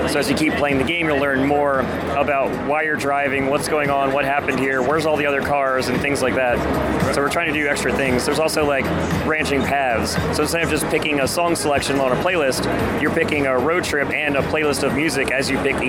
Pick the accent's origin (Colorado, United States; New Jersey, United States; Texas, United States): New Jersey, United States; despite having been born and raised in New Jersey.